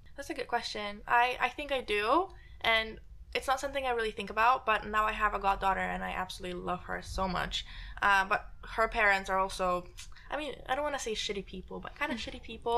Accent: Poland; moved away; I grew up in Poland, right? Grew up in Poland, Catholic household

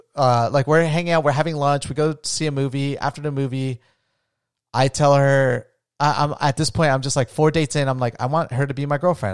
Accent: New Smyrna Beach, Florida, United States; moved away as an adult; also born or lived in Colombia / Las Vegas; where I grew up in New Smyrna Beach

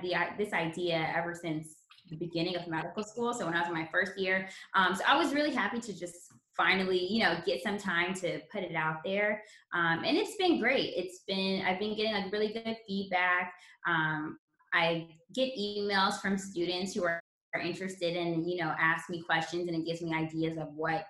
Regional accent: Los Angeles, California, United States; my hometown is Los Angeles.

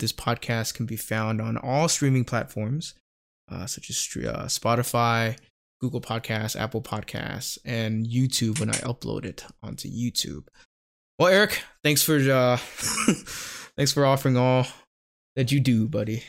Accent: Bangkok, Thailand; growing up in Thailand, kinda rural part of Thailand

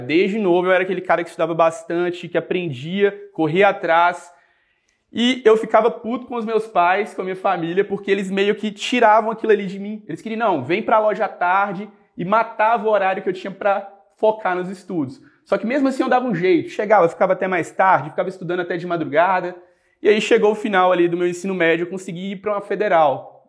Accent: Coronel Fabriciano, Minas Gerais, Brazil; Eu sou daqui no interior de Minas, sou de Coronel Fabriciano, nasci lá, cresci lá

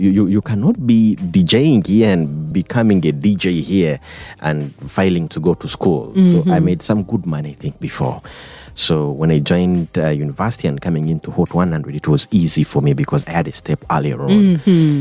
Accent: Fort Portal, Western Region, Uganda; I was born from Fort Portal

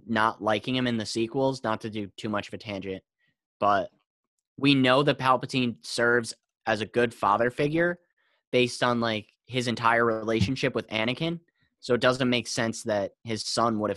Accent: New York City, New York, United States; I'm from New York City

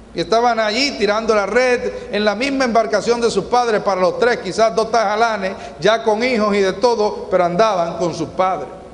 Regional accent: Sabana de la Mar, Hato Mayor, Dominican Republic; Yo nací en Sabana de la Mar, en una región de pescadores

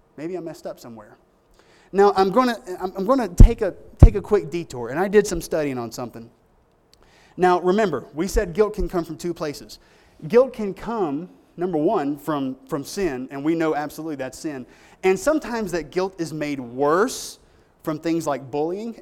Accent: United States; I'm an American. That's my country

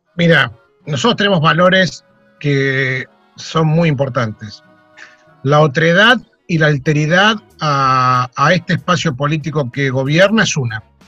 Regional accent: Buenos Aires, Argentina; dicen que somos los porteños

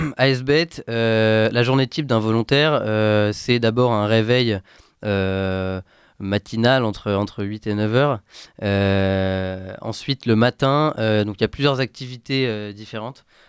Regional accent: France; chez nous en France

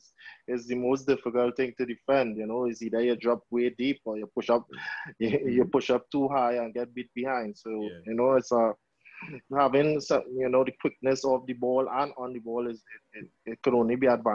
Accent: Trinidad & Tobago; I'm from Kokorit, originally born and bred in Kokorit. Still live in Kokorit.

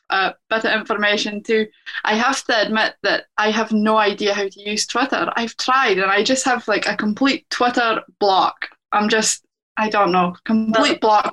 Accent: Shetland, Scotland, United Kingdom; I grew up here in Shetland

